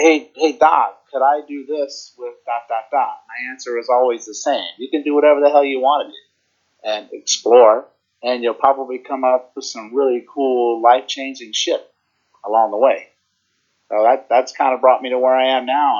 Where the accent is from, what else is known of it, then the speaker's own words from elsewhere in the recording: Virginia, United States; now in New Jersey, United States; I'm originally from Virginia and I live in New Jersey now